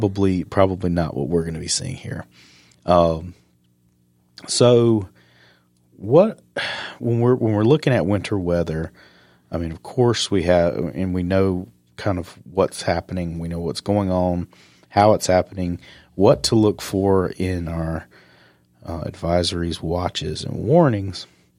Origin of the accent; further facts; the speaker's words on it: the South, United States; as a kid growing up in the South, what makes that a Christmas movie when you have all this snow and a snowman?